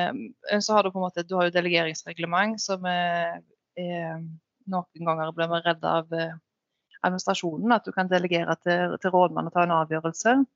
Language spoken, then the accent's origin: Norwegian; Utsira, Rogaland, Norway; jeg er oppvokst her